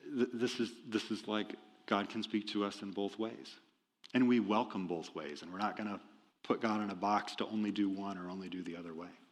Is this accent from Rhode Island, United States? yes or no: no; Iowa, United States; moved away; I'm from Iowa originally.